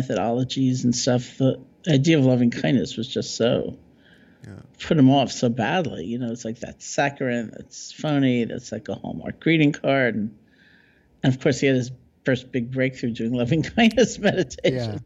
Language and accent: English; New York, United States; I'm a New Yorker